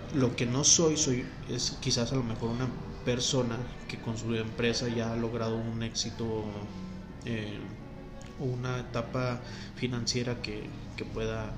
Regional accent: Durango, Mexico; somos de Durango

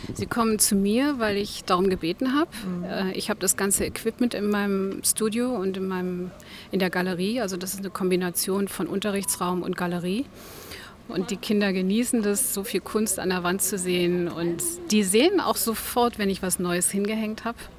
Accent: Berlin, Germany; moved away as an adult; also born or lived in Switzerland / Namibia / Cape Town / Mpumalanga; now in Omaruru, Namibia; Geboren bin ich in Berlin

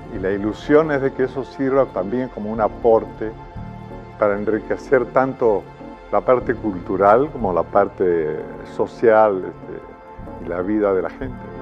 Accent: Argentina; moved away as an adult; also born or lived in Rome / Madrid / Unquillo, Córdoba; lo que pasamos como argentinos con la dictadura de la cual fui víctima

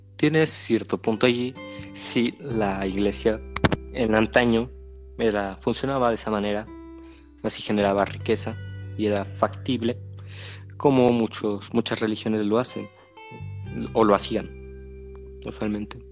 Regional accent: Mexico; nosotros los mexicanos

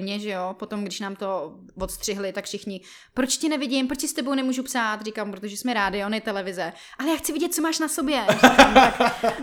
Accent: Jirkov, Ústí nad Labem Region, Czechia; moved away as an adult; now in Prague, Czech Republic; já pocházím z Jirkova

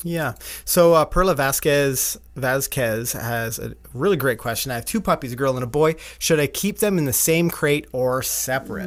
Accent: Canada; we're Canadian

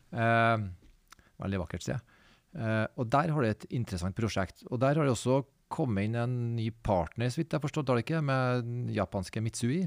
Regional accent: Trondheim, Trøndelag, Norway; Jeg kommer fra Trondheim

